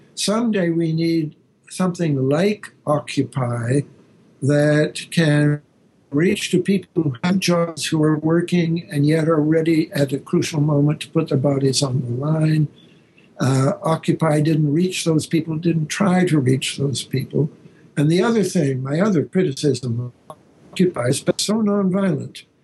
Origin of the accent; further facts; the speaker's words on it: Canada; now in Berkeley, United States; I'm a Canadian